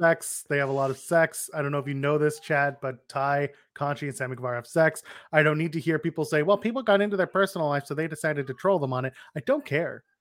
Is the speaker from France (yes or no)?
no; Canada; I'm Canadian